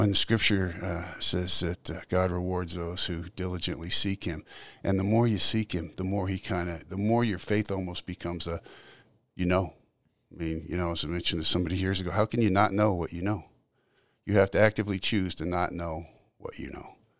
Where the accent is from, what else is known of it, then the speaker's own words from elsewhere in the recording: Salt Lake City, Utah, United States; also born or lived in California; spent okay. most of my early childhood in Utah